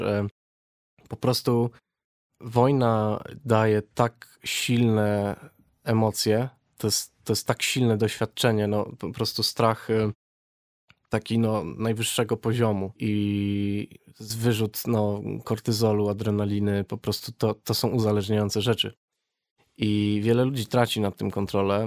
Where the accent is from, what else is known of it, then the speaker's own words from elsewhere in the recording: Wrocław, Lower Silesian Voivodeship, Poland; pochodzę z Wrocławia